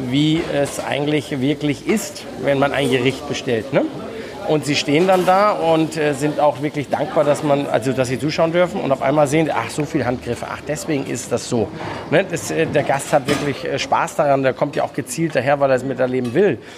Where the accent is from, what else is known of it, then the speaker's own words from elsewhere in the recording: Germany; now in Austria; ich als Deutscher, der 20 Jahre in Österreich lebt, äh, liebt die Würste in Österreich.